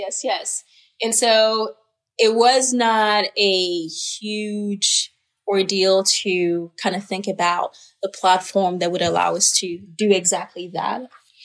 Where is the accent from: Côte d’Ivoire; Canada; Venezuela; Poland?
Côte d’Ivoire; born there; I was born in Ivory Coast